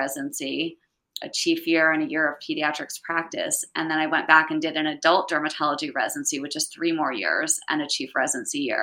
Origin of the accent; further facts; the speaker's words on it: Reading, Pennsylvania, United States; moved away as an adult; also born or lived in Chestnut Hill, Philadelphia / Pittsburgh; I was born in Chestnut Hill and grew up in Reading my whole life, and then went out to Pittsburgh for med school and kind of never left.